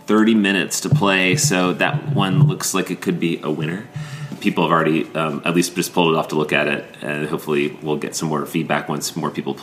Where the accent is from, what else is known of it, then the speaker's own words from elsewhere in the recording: Maryland, United States; Growing up in Maryland